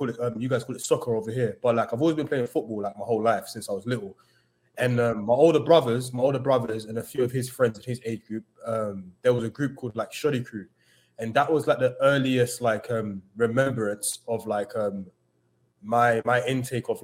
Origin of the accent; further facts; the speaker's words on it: London, United Kingdom; moved away as an adult; now in New York, United States; Growing up in London, especially with the area I come from in Tottenham